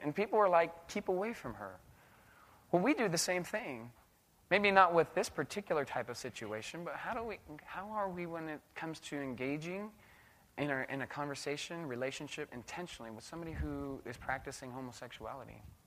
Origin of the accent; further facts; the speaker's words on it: United States; also born or lived in Indonesia; I'm American.